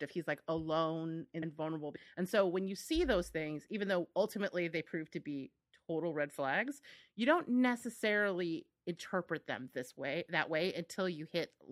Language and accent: English; United States; I feel like very judged as an American